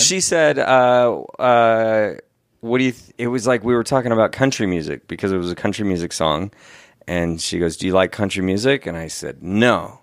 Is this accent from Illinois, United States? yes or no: no; Seattle, Washington, United States; growing up in Seattle area